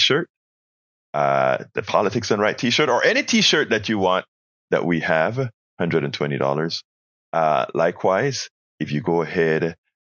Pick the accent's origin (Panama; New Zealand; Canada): Panama; now in United States; I'm from Panama. I'm from Central America